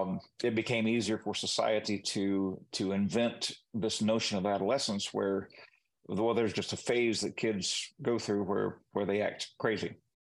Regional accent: Peru; growing up in Peru, I spoke the language from the time that I could speak.

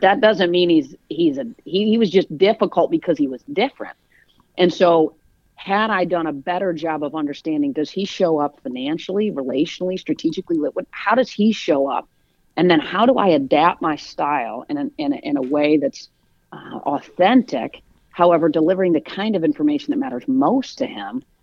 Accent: East Lansing, Michigan, United States; moved away as an adult; also born or lived in Atlanta; I grew up in East Lansing

